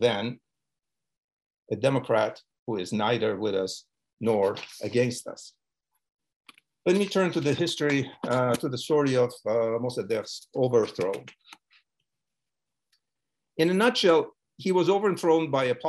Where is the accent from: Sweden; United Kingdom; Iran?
Iran; moved away; I was born in Iran of Georgian and Ukrainian parents